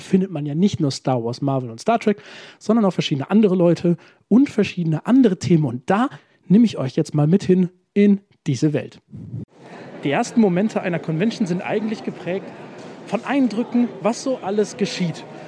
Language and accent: German; near Bonn, North Rhine-Westphalia, Germany; ich komme aus der Nähe von Bonn